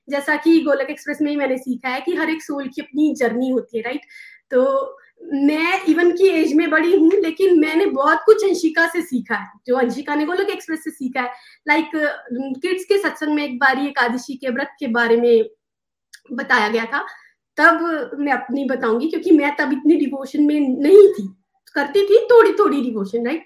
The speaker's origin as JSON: {"language": "Hindi", "country": "India", "moved": "yes", "lives_now": "United States", "said": "जब मैं इंडिया से यूएस मूव हुई थी"}